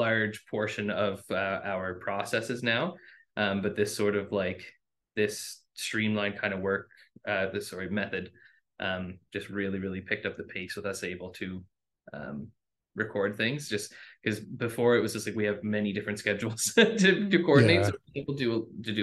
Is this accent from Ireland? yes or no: no; Neils Harbour, Nova Scotia, Canada; I'm from Neal's Harbor, which is like a half an hour away from Inganish